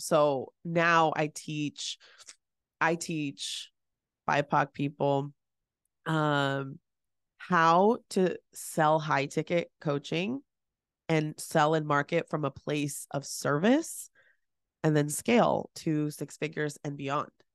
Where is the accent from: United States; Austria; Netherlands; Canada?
United States; San Francisco, California; I am born and raised in the San Francisco Bay Area. I was born in San Francisco